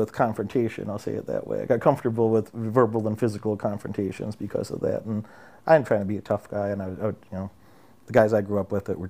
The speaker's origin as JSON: {"language": "English", "region": "Illinois", "country": "United States", "said": "Central Illinois."}